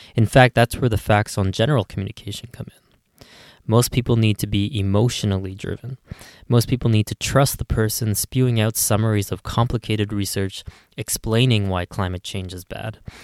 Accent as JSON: {"language": "English", "town": "Ottawa", "region": "Ontario", "country": "Canada", "tie": "born or raised there", "said": "here in my hometown of Ottawa"}